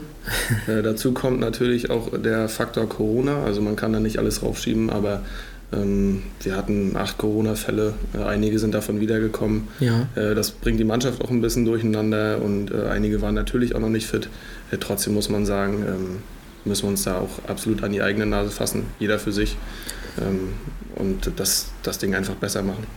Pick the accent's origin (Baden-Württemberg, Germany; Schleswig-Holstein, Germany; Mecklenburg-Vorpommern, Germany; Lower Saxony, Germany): Mecklenburg-Vorpommern, Germany; Greifswald; born or raised there